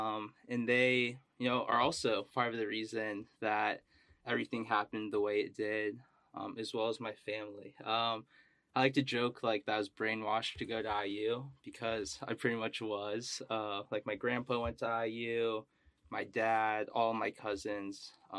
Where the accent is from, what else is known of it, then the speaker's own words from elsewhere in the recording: Carmel, Indiana, United States; So I was born in Indianapolis, lived there for 2 years, so I am allowed to say I'm from Indianapolis. Went to Carmel, went through the school system there